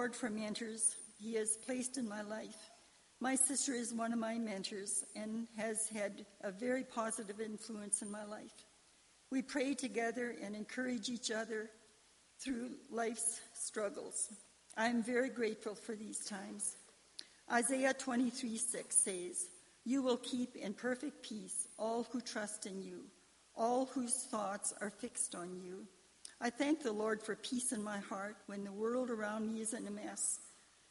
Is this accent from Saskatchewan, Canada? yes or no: yes; Carrot River area, Saskatchewan, Canada; I was born in Carrick River. I grew up on a farm at Patagon